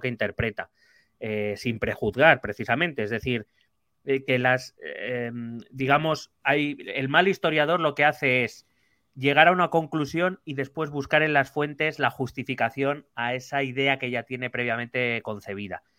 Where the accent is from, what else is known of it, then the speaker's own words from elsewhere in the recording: Spain; soy español